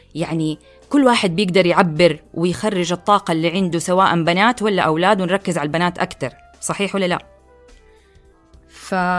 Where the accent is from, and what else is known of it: Saudi Arabia